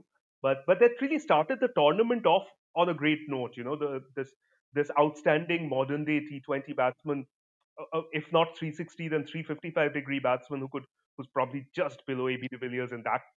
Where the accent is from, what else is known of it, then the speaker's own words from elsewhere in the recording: Kolkata, West Bengal, India; I'm from Calcutta